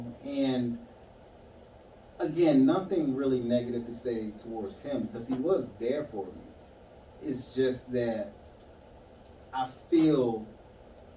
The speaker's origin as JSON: {"language": "English", "area": "Eastern Shore", "region": "Virginia", "country": "United States", "said": "I'm from Virginia, Eastern Shore Park, just a little peninsula off of Chesapeake"}